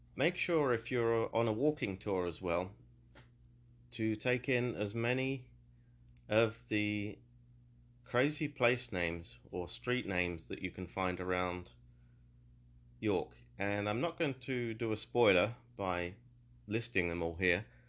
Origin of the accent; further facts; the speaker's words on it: Peterborough, East of England, United Kingdom; also born or lived in London; my hometown of Peterborough